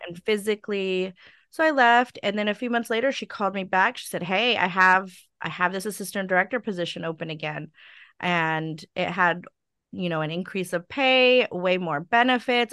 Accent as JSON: {"language": "English", "town": "Stockton", "region": "California", "country": "United States", "tie": "born or raised there", "also_born_or_lived": "Sacramento, California", "said": "I grew up in Stockton"}